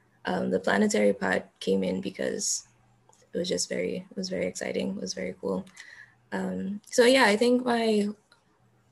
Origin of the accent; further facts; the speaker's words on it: Dominica; I'm from Dominica, the nature island of the Caribbean.